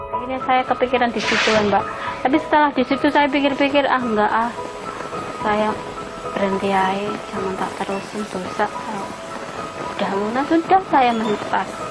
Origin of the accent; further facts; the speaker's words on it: Pekalongan, Central Java, Indonesia; moved away; umur saya 28 tahun asal dari Pekalongan Jawa Tengah